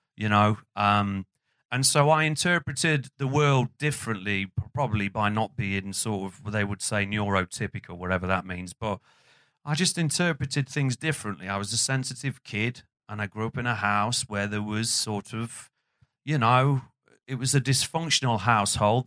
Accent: Burton upon Trent, West Midlands, United Kingdom; the area that I grew up in, which was a housing estate called Windsor

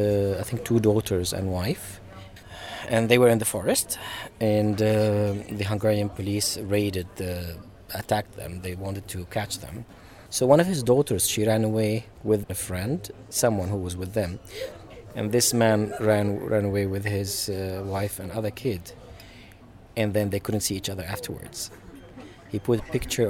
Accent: Syria; moved away as an adult; now in Stockholm, Sweden; I'm from Syria and I have been living in Sweden for the past 3.5 years

